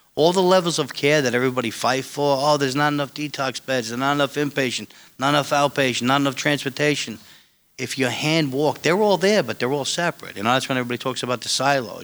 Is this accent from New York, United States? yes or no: yes; New York City, New York, United States; where I grew up in Staten Island